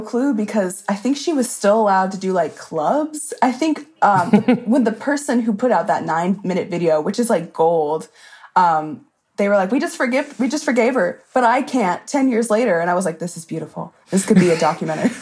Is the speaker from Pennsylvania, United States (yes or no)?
no; Alabama, United States; moved away as an adult; also born or lived in Mississippi; now in North Carolina, United States; I was born in Mississippi, but lived most of my life in Alabama. Now I'm in North Carolina